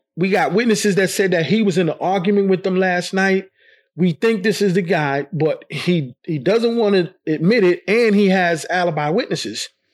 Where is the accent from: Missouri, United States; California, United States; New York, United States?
New York, United States; New York City; I was born and raised in Brooklyn